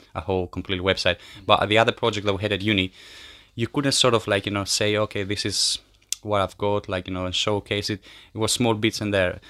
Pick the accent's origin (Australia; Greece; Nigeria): Greece; Kardamyli, Peloponnese; moved away as an adult; also born or lived in Albania / Brighton, United Kingdom; I come from Albania, uh, but I grew up in Greece in a small village called Kardamili.